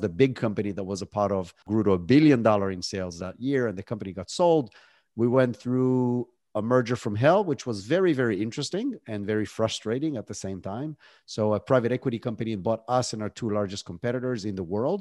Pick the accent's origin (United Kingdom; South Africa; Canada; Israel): Israel; moved away as an adult; now in United States; I was born and raised in Israel, that's where the accent is from